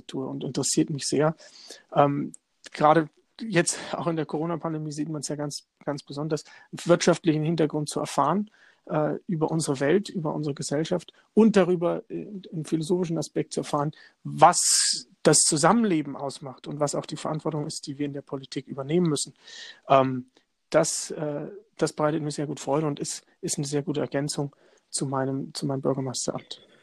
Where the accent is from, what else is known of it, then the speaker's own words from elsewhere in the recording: Lichtenberg, Bavaria, Germany; da war ich schon CS CSU-Vorsitzender in meiner Heimatstadt in Lichtenberg.